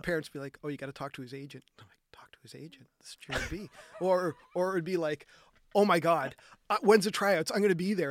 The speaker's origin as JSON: {"language": "English", "town": "Halifax", "region": "Nova Scotia", "country": "Canada", "tie": "born or raised there", "said": "I grew up on the Nova Scotia Voyagers where, where skating both the Halifax Forum and then Scotiabank slash Metro Center."}